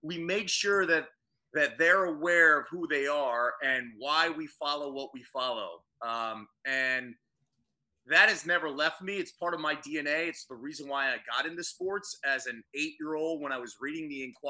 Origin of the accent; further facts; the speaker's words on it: Phoenixville, Pennsylvania, United States; my hometown of Phoenixville